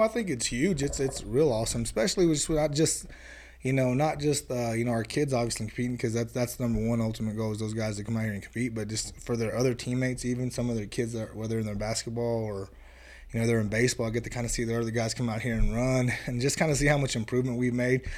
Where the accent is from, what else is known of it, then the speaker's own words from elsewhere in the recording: Florida, United States; moved away as an adult; now in Brownfield, United States; I did a year in Florida at my hometown